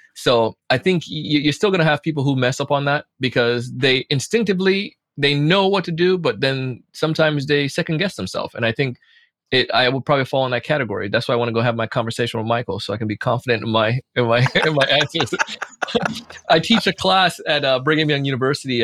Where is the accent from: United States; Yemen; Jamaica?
Jamaica; moved away; growing up in Jamaica